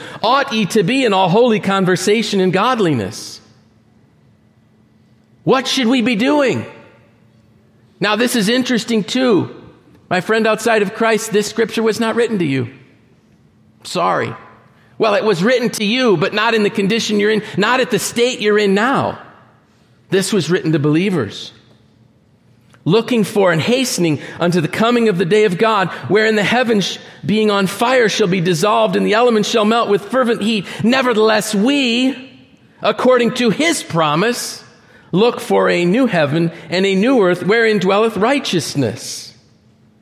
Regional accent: Northeast, United States; I'm from the Northeast

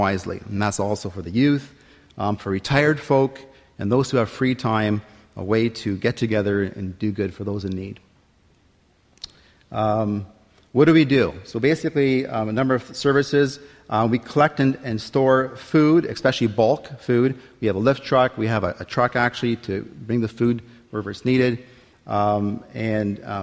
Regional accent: Windsor, Ontario, Canada; I'm from Windsor, Ontario

